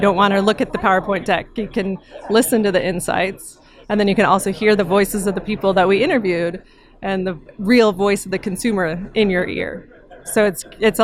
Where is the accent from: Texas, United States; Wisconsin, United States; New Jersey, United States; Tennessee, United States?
Texas, United States; Austin; It's my hometown